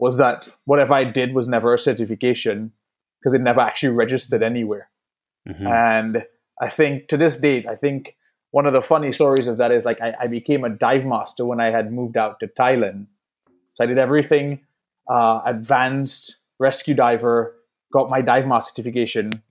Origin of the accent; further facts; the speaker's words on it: Trinidad & Tobago; growing up in Trinidad